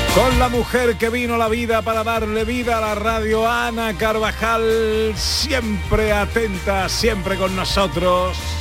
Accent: Isla Cristina, Andalusia, Spain; En mi pueblo, en Isla Cristina

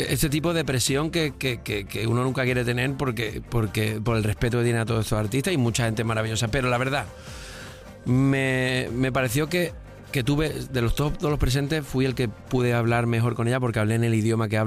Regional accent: Andalusia, Spain; como hago las cosas, las pienso en andaluz también, que a veces me sale bien y a veces me sale mal, pero somos andaluz también.

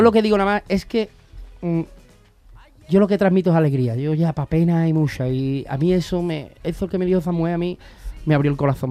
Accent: Seville, Andalusia, Spain; nosotros los sevillanos

